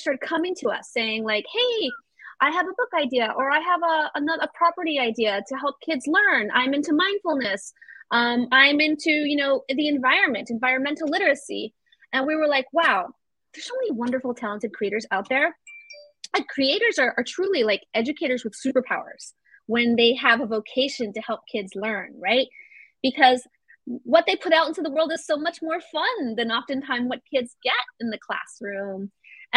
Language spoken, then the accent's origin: English; Venezuela; moved away; also born or lived in Florida; I'm from Venezuela, by the way. I'm from Venezuela. My mom is like half Ecuadorian, half Irish, but I grew up, like I spent a lot of formative years in Venezuela